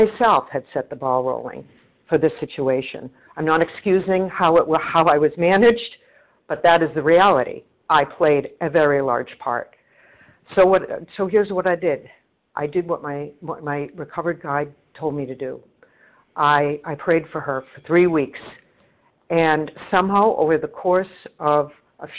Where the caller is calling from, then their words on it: Boston, Massachusetts, United States; I'm calling from the Boston area.